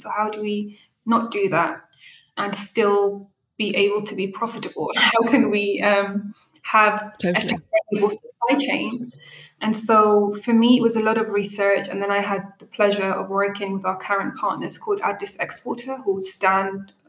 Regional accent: United Kingdom; first language Arabic; English is a second language; So my mother tongue is Arabic. I have this Ethiopian side. I have this Eritrean side. And I'm also British.

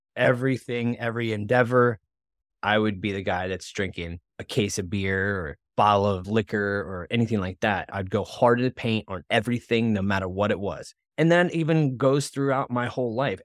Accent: West Palm Beach, Florida, United States; we grew up though in West Palm Beach, Florida

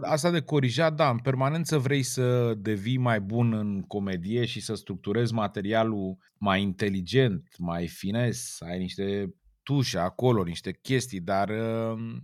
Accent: Romania; am crescut lângă Dunăre

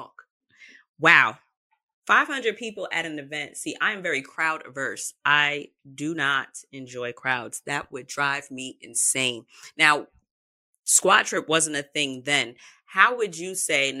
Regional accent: New York City, New York, United States; I'm from New York. So, New Yorkers are kind. I'm from Queens. Southside, we outside.

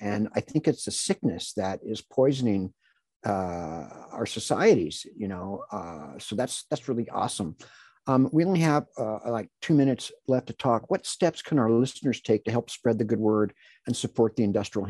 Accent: Los Angeles, California, United States; also born or lived in Lake Tahoe; You know, I was raised in Los Angeles, and when I was about 13, we moved to Lake Tahoe

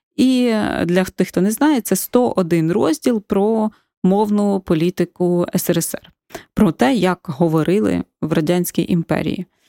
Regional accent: Ukraine; first language Ukrainian; moved away as an adult; also born or lived in Kyiv / Barcelona; Я виросла все рівно з українською свідомістю в україномовній сім'ї

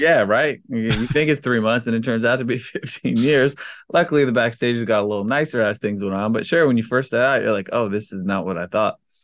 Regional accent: Maryland, United States; we grew up in Maryland

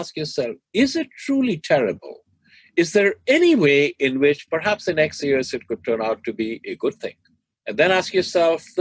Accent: Delhi, India; now in United States; I grew up in Delhi

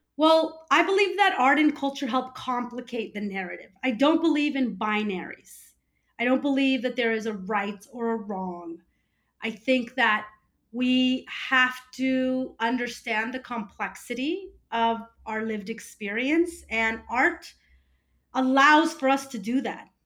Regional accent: California, United States; also born or lived in Peru; I consider myself a first generation American

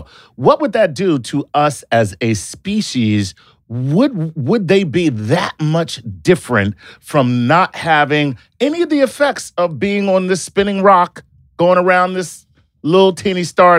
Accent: Canada; I hail from Canada, and I love your books.

